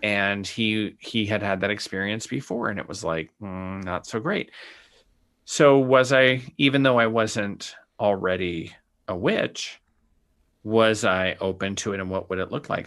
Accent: Sonoran Desert, Arizona, United States; I grew up in the Sonoran Desert

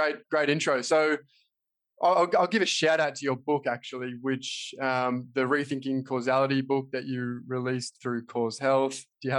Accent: Australia; here I'm from Australia and I did zero philosophy in all of my education.

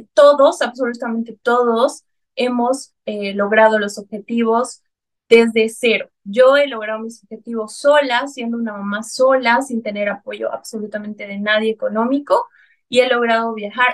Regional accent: Bolivia; tengo ahora en mi país una línea de cosmética natural llamada Bioc, cosmética natural, y armé la primera red de mercadeo en Bolivia

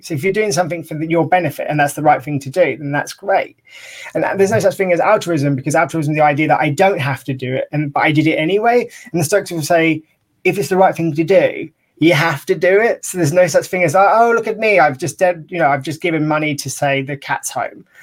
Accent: United Kingdom; being British

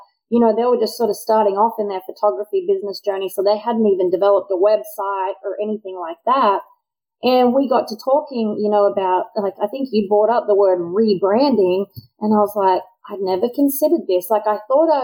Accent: Australia; now in United States; me as an Australian

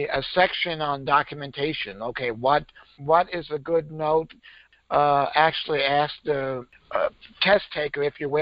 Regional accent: Maine, United States; I grew up in Maine, so we could get our learner's permit at 15.

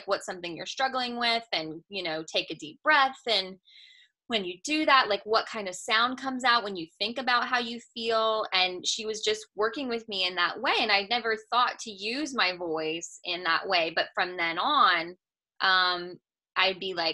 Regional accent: California, United States; now in Georgia, United States; I'm from California

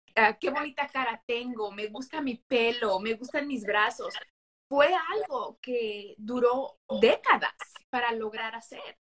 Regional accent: United States; accent: Mexican-American; now in Las Vegas, United States; si se escucha en mi, en mi acento, soy mexicoamericana

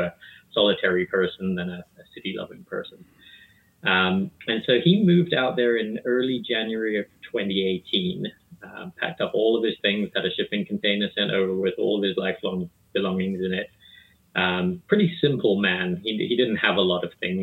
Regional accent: South Africa; moved away as an adult; also born or lived in New Jersey, United States; now in Pasadena, United States; I was born and raised in South Africa of two British parents in the late 1970s

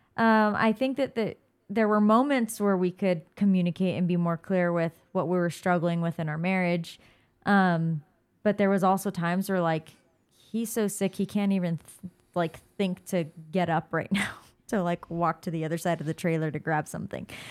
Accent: California, United States; also born or lived in Oregon; now in Arizona, United States; we grew up in California, but we lived in Oregon for seven years

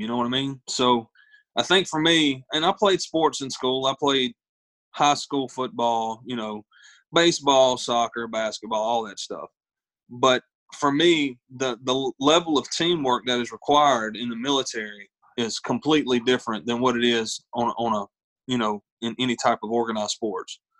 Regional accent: Ninety Six, South Carolina, United States; whenever I was growing up, I, I, come from a little town called 96, South Carolina

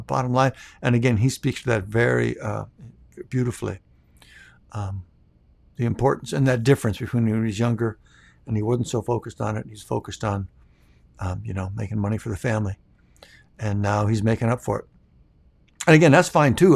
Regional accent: Minnesota, United States; moved away; we're from Minnesota, so I'm still a Vikings fan

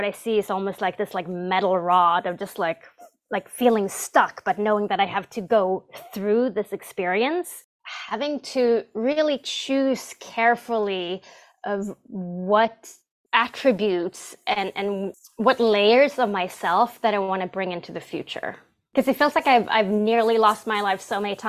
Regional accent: Stockholm, Stockholm County, Sweden; English is a second language; moved away; the English teachers I had in school in Stockholm, Sweden

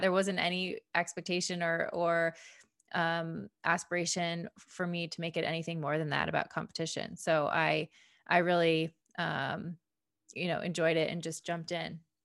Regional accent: a suburb of Detroit, Michigan, United States; I grew up in Michigan, um, a suburb of Detroit

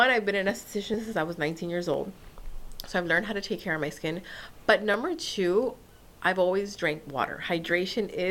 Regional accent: Nicaragua; now in United States; I'm from Nicaragua.

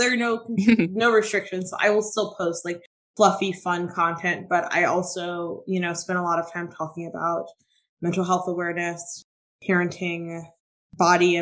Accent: Tampa, Florida, United States; my husband and I had just moved back to Tampa, my hometown

